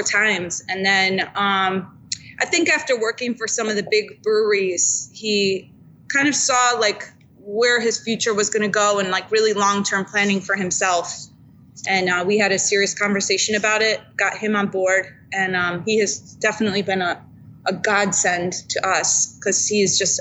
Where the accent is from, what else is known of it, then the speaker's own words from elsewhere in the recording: Chicago, Illinois, United States; now in Philadelphia, United States; I'm from Chicago